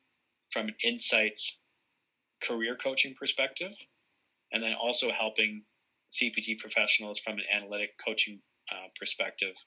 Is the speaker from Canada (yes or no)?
yes; Barrie, Ontario, Canada; my hometown of Barrie, Ontario